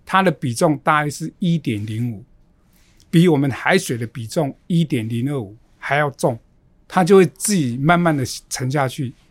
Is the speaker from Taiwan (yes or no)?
yes; Xiaoliuqiu, Pingtung County, Taiwan; moved away; 我的家乡是在小琉球